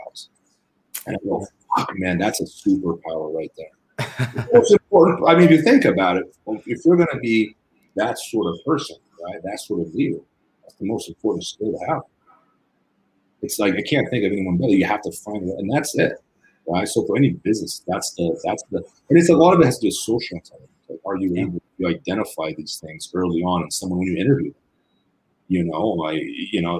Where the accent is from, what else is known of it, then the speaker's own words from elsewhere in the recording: Brazil; moved away; I grew up in Brazil